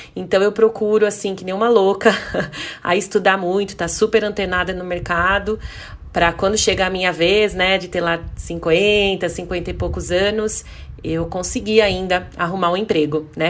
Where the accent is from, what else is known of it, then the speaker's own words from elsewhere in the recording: Louveira, São Paulo, Brazil; sou da é, cidade de Louveira, interior de São Paulo